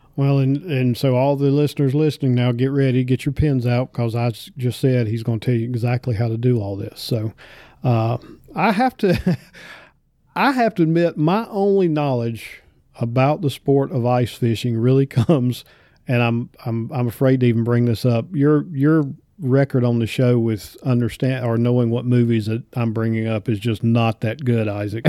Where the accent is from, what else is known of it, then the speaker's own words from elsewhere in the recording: North Carolina, United States; growing up in North Carolina